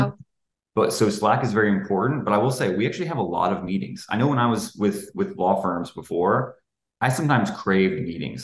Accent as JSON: {"language": "English", "region": "Tennessee", "country": "United States", "tie": "born or raised there", "also_born_or_lived": "Kentucky / Atlanta", "moved": "as an adult", "lives_now": "Chicago, United States", "said": "outside the state of Tennessee, the, the my home state"}